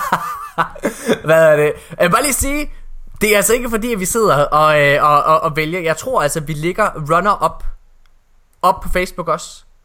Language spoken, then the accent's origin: Danish; West Jutland, Central Denmark Region, Denmark; hele min nationalitet som vestjyde